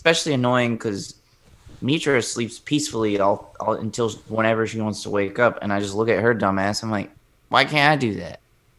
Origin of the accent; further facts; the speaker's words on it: Alabama, United States; now in California, United States; when we grew up in Alabama